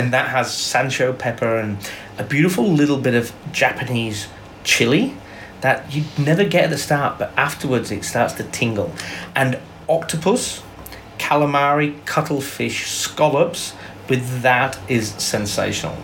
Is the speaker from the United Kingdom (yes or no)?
yes; England, United Kingdom; moved away as an adult; now in Melbourne, Australia; I'm English born. I've been here. F- I came out to Australia when I was twenty